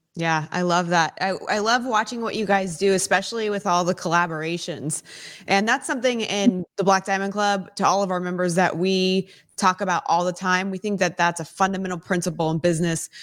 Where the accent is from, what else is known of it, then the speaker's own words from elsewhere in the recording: Silicon Valley, California, United States; I was born and raised in Silicon Valley area.